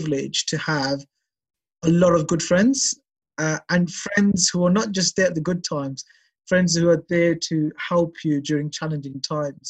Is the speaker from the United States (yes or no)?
no; Birmingham, West Midlands, United Kingdom; I'm a Birmingham boy. I'm English. I'm British.